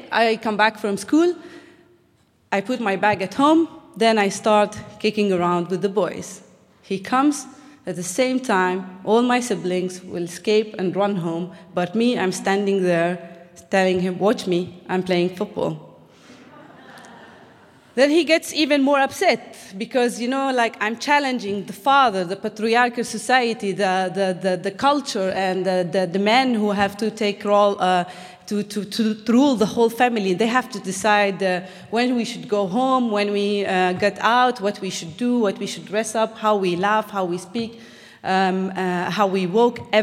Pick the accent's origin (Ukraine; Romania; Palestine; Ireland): Palestine; Bethlehem, West Bank; as a Palestinian growing up in Bethlehem, we had to grow up in a very difficult circumstances